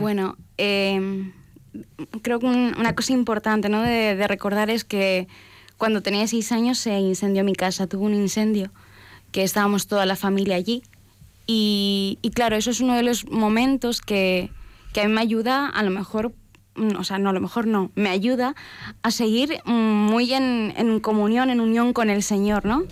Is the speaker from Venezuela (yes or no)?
no; Valparaíso, Chile; yo soy de Chile, nací en Valparaíso, en, un lugar pues muy bello, en un puerto. Eh, se, me dice que soy porteña